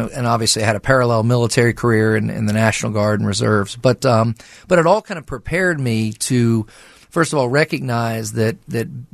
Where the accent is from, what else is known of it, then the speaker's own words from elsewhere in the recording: southern New Jersey, United States; moved away as an adult; also born or lived in West Virginia; now in Morgantown, United States; I grew up in southern New Jersey, and I grew up there with my family.